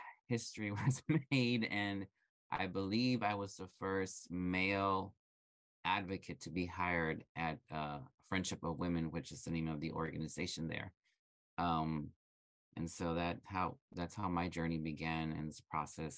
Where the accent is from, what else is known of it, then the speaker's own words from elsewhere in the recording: Brownsville, Texas, United States; I interned at the Family Outreach Center in Brownsville, Texas, which is my hometown